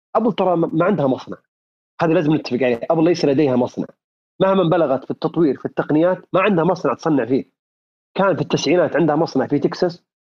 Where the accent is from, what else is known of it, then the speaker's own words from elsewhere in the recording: Saudi Arabia; عندنا في السعوديه